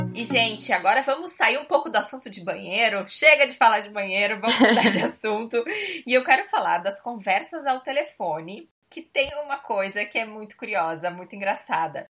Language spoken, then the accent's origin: Portuguese; Rio Grande do Sul, Brazil; moved away as an adult; now in Portugal; A gente no Rio Grande do Sul sempre tinha o hábito de dar três beijos